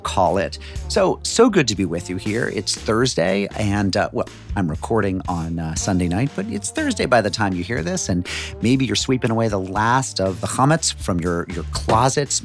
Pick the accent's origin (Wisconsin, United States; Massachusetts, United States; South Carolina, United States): Massachusetts, United States; Western; I'm from the 413. I'm from Western Mass.